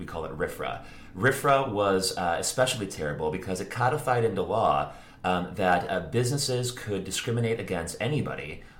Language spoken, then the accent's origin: English; Northwest Indiana, United States; moved away as an adult; now in Chicago, United States; So, like Andrew said, I was born in Indiana. I grew up in Indiana. I went to school in Indiana. I went to university in Indiana. And I moved to Chicago later on.